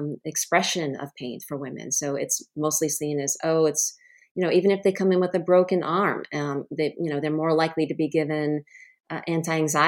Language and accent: English; Rhode Island, United States; I grew up in Rhode Island, actually, where my home state is now.